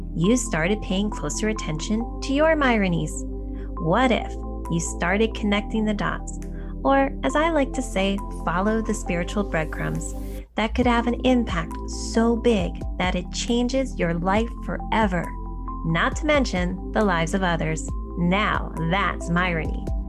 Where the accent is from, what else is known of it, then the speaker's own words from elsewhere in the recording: Sparta, New Jersey, United States; now in San Jose, United States; I grew up in uh, Sparta, New Jersey, which is about an hour outside of New York City